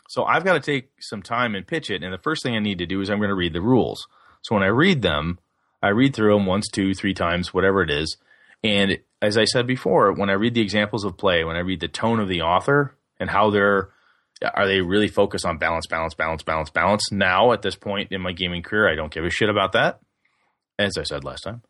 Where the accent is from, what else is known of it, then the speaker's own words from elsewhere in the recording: D.C. Everest area, Wisconsin, United States; Evercon is that little, uh, game convention up in my hometown for the D C Everest Game Club